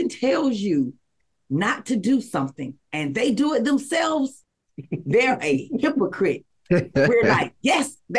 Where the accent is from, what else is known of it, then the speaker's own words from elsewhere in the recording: the South, United States; I'm from the South